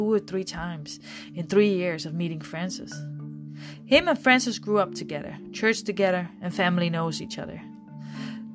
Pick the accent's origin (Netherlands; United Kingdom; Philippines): Netherlands; moved away as an adult; now in Jacksonville, United States; I'm from the Netherlands, Europe.